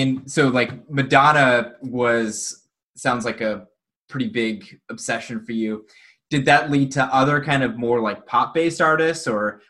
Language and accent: English; Denver, Colorado, United States; I'm from Denver originally, so I've been to Durango.